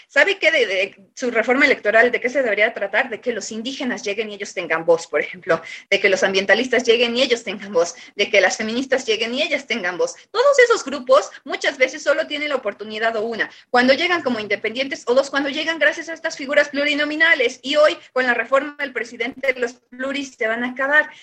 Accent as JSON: {"language": "Spanish", "country": "Mexico", "said": "como pueblo mexicano nosotros tenemos ya una idiosincrasia"}